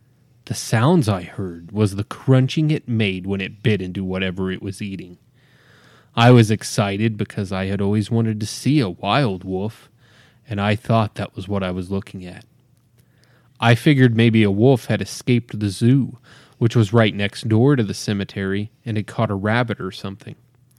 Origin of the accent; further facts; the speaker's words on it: Idaho Falls, Idaho, United States; I'm a 47-year-old female from Idaho Falls, Idaho.